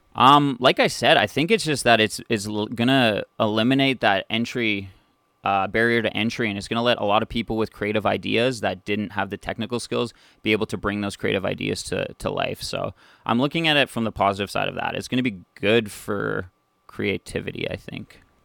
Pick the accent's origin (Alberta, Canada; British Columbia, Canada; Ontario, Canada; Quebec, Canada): Ontario, Canada; North Bay; born and raised in North Bay, Ontario, just a few hours north of Toronto